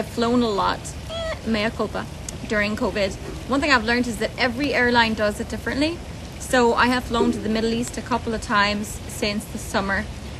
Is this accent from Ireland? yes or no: yes; Ireland; moved away; I grew up in Ireland when Ryanair was at its peak.